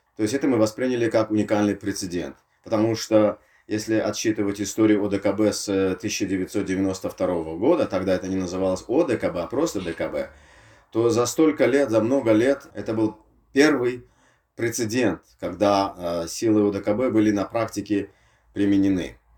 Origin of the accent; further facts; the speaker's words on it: Tashkent, Uzbekistan; я из Ташкента